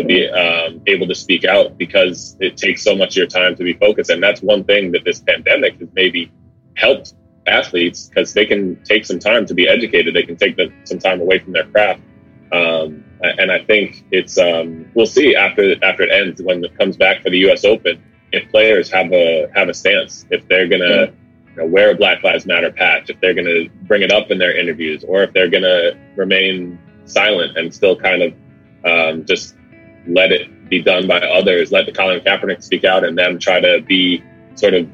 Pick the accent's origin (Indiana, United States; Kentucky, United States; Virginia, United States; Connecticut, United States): Connecticut, United States; Fairfield; moved away as an adult; also born or lived in New York; now in San Diego, United States; I was born in New York, but grew up in Connecticut mostly. I moved to Connecticut when I was about six, and grew up in Fairfield